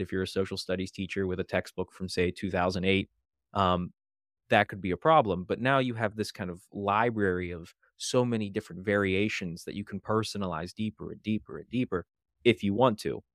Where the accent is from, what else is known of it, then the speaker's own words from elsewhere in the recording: Western Pennsylvania, United States; moved away as an adult; now in Maryland, United States; I'm originally from Western Pennsylvania